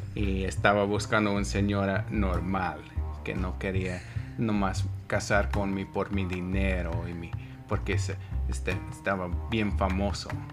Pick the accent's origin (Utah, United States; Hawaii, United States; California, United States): Utah, United States; Lehi; Spanish is a second language; nací aquí en los Estados Unidos, en un pueblito, se llama Lehigh